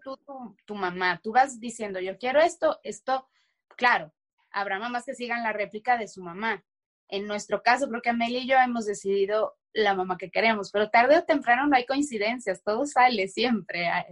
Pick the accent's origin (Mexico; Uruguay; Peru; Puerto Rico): Mexico; moved away as an adult; en México, tan siquiera en mi país